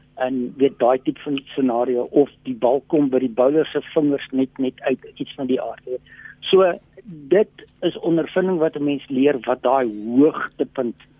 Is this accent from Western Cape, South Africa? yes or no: yes; Western Cape, South Africa; also born or lived in Loeriesfontein, Northern Cape; now in Pretoria, South Africa; ek het wel in die Kaap het ek groot geword en daar skool gegaan